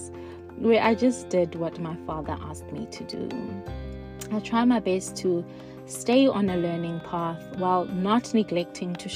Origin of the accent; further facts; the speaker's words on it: Cradock, Eastern Cape, South Africa; now in Reading, United Kingdom; Born and raised in Craddock, South Africa, now living in Reading, England